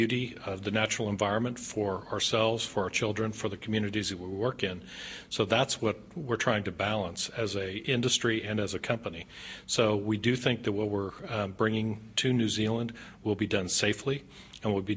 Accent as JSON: {"language": "English", "country": "United States", "said": "I'm from the United States"}